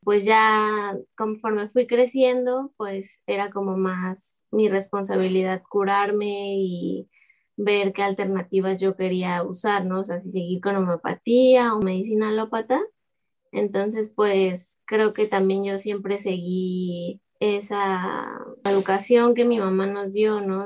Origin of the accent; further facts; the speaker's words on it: Guadalajara, Jalisco, Mexico; moved away as an adult; also born or lived in Xalapa, Veracruz; now in Veracruz, Mexico; yo pues crecí en Guadalajara con mi familia